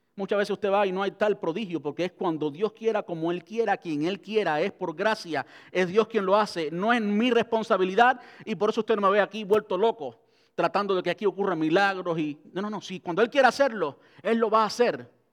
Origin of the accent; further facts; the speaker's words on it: Cuba; moved away; crecí en Cuba donde se mendigaba pan